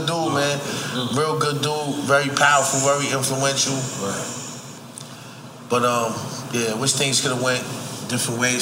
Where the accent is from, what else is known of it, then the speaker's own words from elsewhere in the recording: Buffalo, New York, United States; So growing up in Buffalo